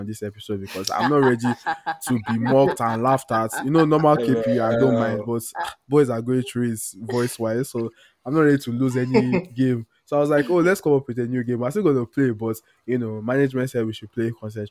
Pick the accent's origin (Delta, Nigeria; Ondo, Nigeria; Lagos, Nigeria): Ondo, Nigeria; also born or lived in Port Harcourt; I'm Yoruba. I'm from Ondo State